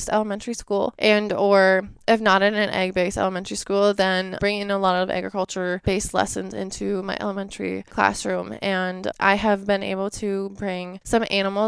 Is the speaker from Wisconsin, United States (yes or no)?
yes; Ellsworth, Wisconsin, United States; I am from Ellsworth, Wisconsin, so it's a very small town. I grew up on a farm